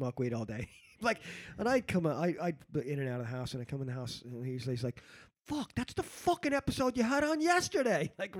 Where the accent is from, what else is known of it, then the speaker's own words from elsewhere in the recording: New York City, New York, United States; moved away; also born or lived in Spain; when I grew up in New York City.